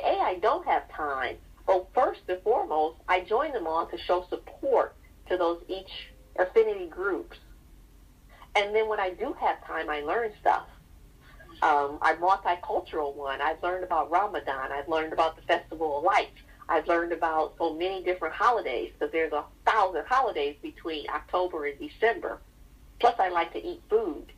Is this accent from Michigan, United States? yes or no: yes; Detroit, Michigan, United States; now in Portage, United States; I grew up in Southwest Detroit